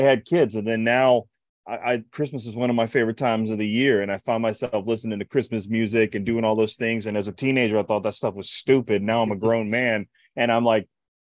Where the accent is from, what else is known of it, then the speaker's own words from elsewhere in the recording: Ohio, United States; moved away as an adult; now in Florida, United States; growing up in Ohio